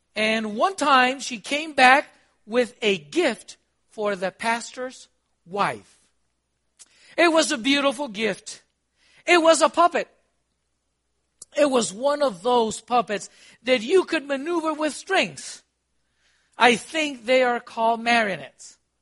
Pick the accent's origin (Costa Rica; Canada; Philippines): Costa Rica; also born or lived in Honduras / Guatemala; now in United States; I'm from Costa Rica